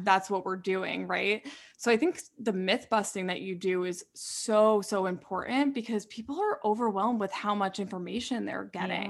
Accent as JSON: {"language": "English", "region": "New York", "country": "United States", "said": "I'm from New York, like I don't get a lot of that small town"}